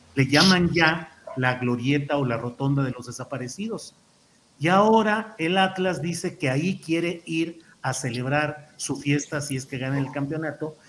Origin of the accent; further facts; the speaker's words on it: Torreón, Coahuila, Mexico; nací en Torreón, le voy al Santos Laguna